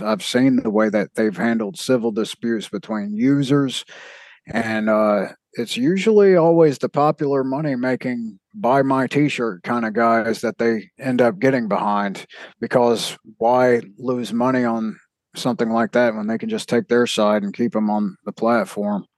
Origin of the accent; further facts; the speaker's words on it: South Mississippi, United States; I'm from the South of Mississippi